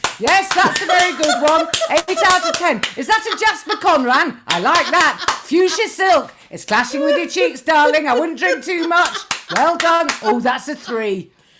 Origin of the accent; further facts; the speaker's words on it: Kuala Lumpur, Malaysia; born there; because I was born out in Kuala Lumpur.